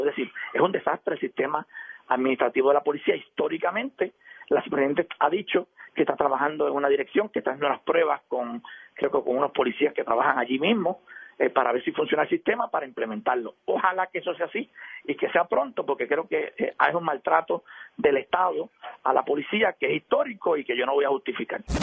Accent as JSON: {"language": "Spanish", "country": "Puerto Rico", "said": "Yo conozco sectores en mi pueblo"}